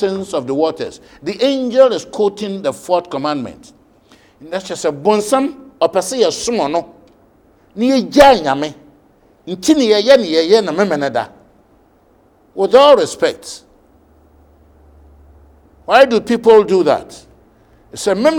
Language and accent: English; Ghana